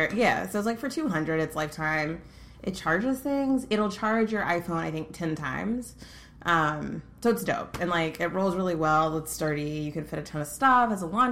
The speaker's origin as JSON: {"language": "English", "region": "Tennessee", "country": "United States", "tie": "born or raised there", "moved": "yes", "lives_now": "Los Angeles, United States", "said": "I live in LA. I grew up in Tennessee. I've, like, bounced around."}